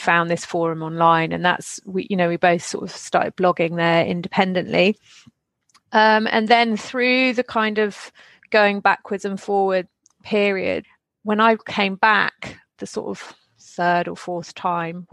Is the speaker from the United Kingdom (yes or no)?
yes; England, United Kingdom; moved away as an adult; now in France; So I grew up in England, in a small town, and then kind of all over.